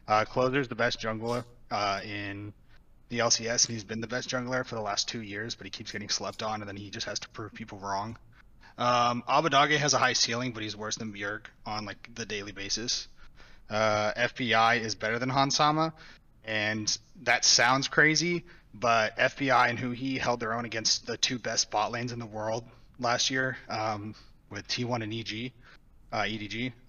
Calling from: California, United States; Orange County, California.

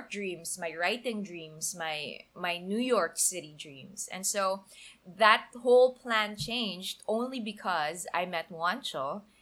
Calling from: Bacolod, Western Visayas, Philippines; Hey Joyce and Aaron … I'm a fan from Bacolod.

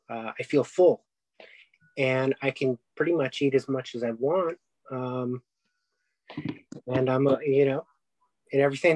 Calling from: Arcadia, California, United States; I'm calling in from Arcadia, California.

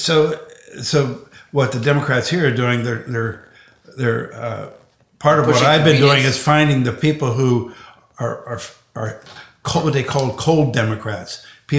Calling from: Arizona, United States; I'm calling from Arizona.

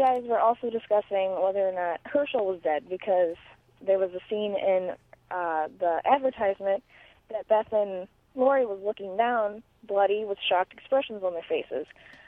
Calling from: Ohio, United States; from Ohio, and I was listening to number 84

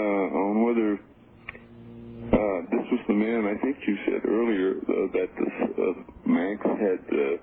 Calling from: Reno, Nevada, United States; also born or lived in San Francisco; I'm calling from Reno.

